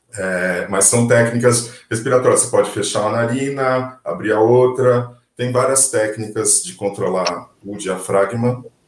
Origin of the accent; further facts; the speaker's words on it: Brazil; Somos brasileiros